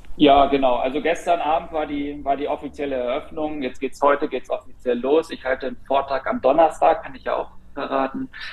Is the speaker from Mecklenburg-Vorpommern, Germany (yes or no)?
no; Berlin, Germany; als, als Berliner, als Deutscher